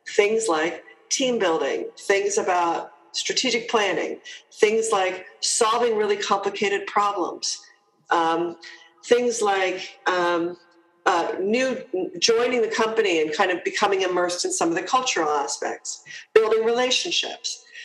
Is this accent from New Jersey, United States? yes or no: yes; New Jersey, United States; moved away as an adult; also born or lived in Toronto, Canada / Hong Kong / United Kingdom; I'm a Jersey girl, though, so I'm, uh, I'm, I'm originally from New Jersey